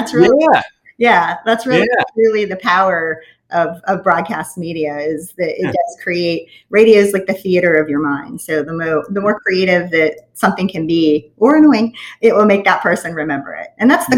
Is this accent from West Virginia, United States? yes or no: yes; West Virginia, United States; moved away as an adult; now in Southwest Florida, United States; I grew up in West Virginia, was the daughter of a coal miner